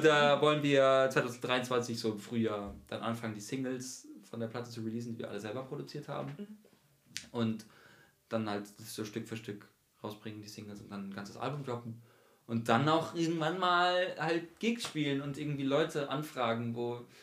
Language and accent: German; Mannheim, Baden-Württemberg, Germany; moved away as an adult; now in Frankfurt, Germany; haben wir eine Band, die heißt …. Wir sind aus Mannheim